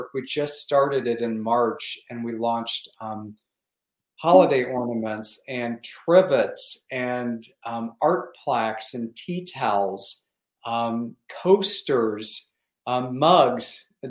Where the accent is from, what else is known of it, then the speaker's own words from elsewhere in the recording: the Ozarks, United States; also born or lived in Michigan, United States; now in Palm Springs, United States; growing up in the Ozarks, I was fascinated with, we were in Tornado Alley, is what they called it.